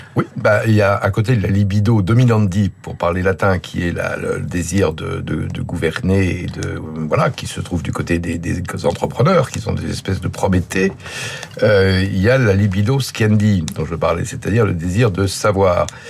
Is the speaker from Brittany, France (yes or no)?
no; Lyon, Auvergne-Rhône-Alpes, France; je suis lyonnais, qui est une ville euh, de forte implantation arménienne